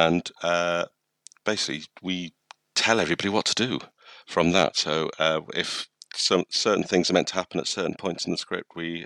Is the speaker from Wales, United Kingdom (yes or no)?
yes; Wales, United Kingdom; moved away; growing up in Wales, having quite a lot of drama and the Eisteddfods and performing